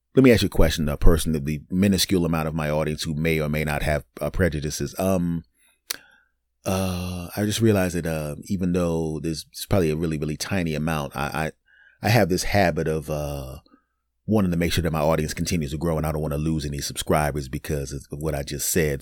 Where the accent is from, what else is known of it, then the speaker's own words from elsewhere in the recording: Philadelphia, Pennsylvania, United States; my hometown team, the Eagles